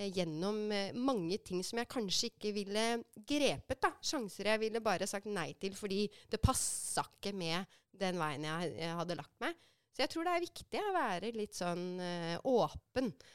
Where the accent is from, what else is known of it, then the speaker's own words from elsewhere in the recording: Oslo, Norway; also born or lived in San Francisco, United States; Jeg er fra Romsås